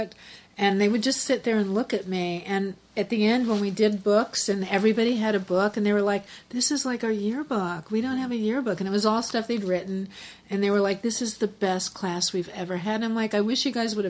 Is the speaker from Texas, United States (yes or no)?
no; California, United States; moved away as an adult; also born or lived in England; I came back to L.A. because I'm a Californian